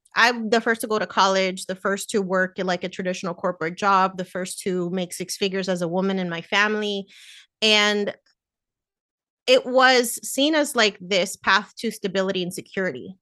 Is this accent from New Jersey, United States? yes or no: yes; New Jersey, United States; Me and my sister were born in New Jersey, that's where I grew up